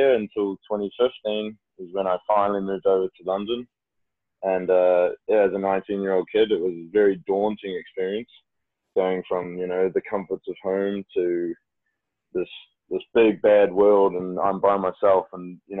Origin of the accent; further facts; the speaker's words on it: Auckland, New Zealand; moved away as an adult; I was back in my home country, New Zealand, in my city, Auckland